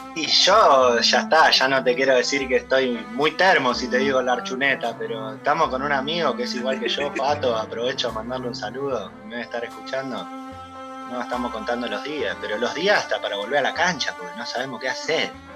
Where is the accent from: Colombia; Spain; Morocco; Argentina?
Argentina; Lanús, Buenos Aires Province; yo nací en Lanús